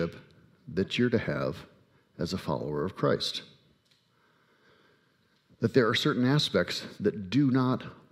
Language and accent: English; United States; I am, in fact, an American